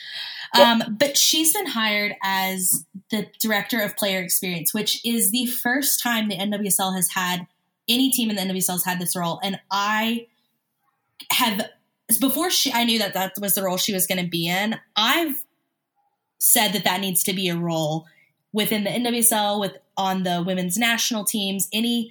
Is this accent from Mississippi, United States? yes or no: yes; Oxford, Mississippi, United States; also born or lived in Hattiesburg, Mississippi; That's where I'm from. That's my hometown